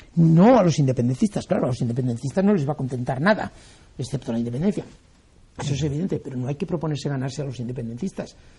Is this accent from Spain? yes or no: yes; Spain